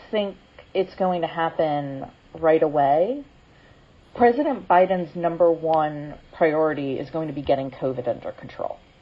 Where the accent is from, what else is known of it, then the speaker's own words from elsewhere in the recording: Maryland, United States; my home state of Maryland